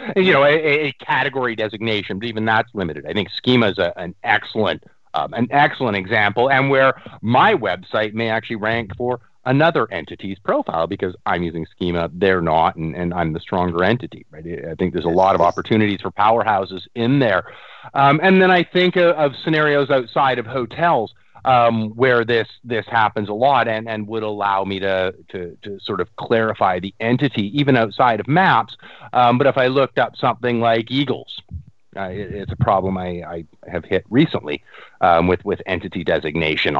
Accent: Canada; I'm a Canadian up here

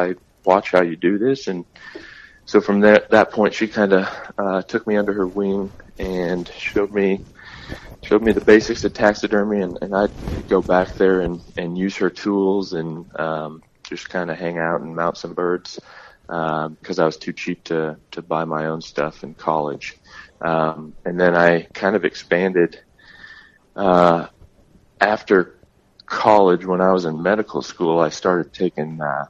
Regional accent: South Central Missouri, United States; now in Arizona, United States; I grew up in South Central Missouri

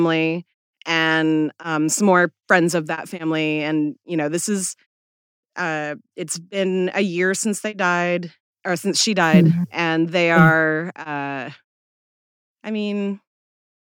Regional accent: Seattle, Washington, United States; moved away; born and raised in Seattle

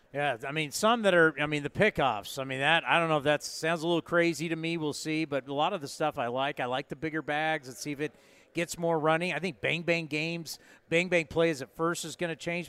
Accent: San Diego, California, United States; I grew up here in San Diego

